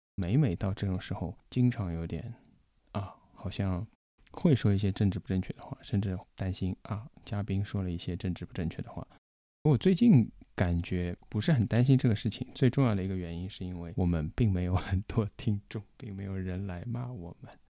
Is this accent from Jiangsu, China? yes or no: no; Shanghai, China; 我们上海话说不好？包括我自己其实上海话也说不好